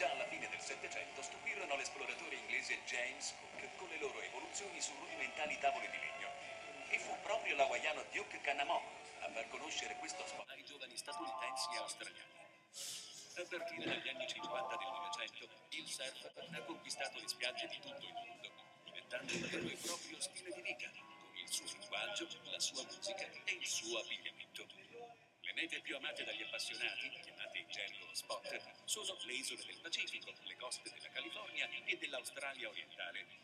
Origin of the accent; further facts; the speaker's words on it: Sardinia, Italy; però comunque nella mia terra di Sardegna ho vissuto cose che non ho mai vissuto in altri posti.